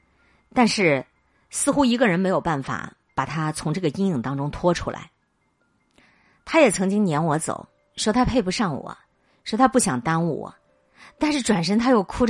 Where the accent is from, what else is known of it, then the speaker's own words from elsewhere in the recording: Henan, China; 老读者可能都知道，我是个河南人。我觉得这种惨案发生在中原大地上，我特别难过。